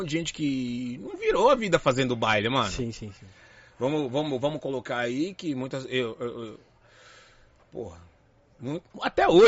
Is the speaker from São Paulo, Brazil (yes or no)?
yes; São Paulo, Brazil; lá eu sou da zona norte de São Paulo aqui, então meu pai sempre foi meio linha dura, só podia ir em matinê, né?